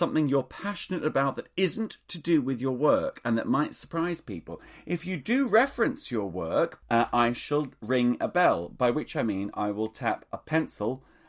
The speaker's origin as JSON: {"language": "English", "country": "Australia", "tie": "born or raised there", "said": "Well, I grew up in Australia."}